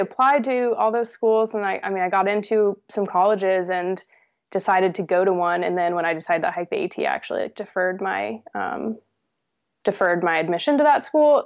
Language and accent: English; New Hampshire, United States; also born or lived in New York; we moved to New Hampshire from New York where we were living, um, when I was about, I think, five years old